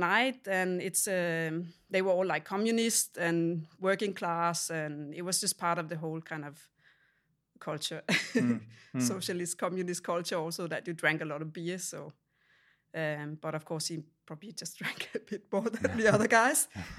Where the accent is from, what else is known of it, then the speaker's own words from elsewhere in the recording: Denmark; So I grew up in Denmark in a small town